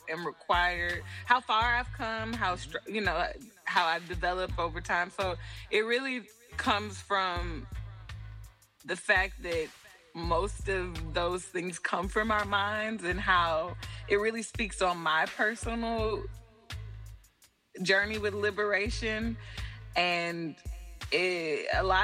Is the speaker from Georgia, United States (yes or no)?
yes; Atlanta, Georgia, United States; also born or lived in New York / Ohio; I am from Atlanta. I'm from Atlanta, to be specific, a little outside of Atlanta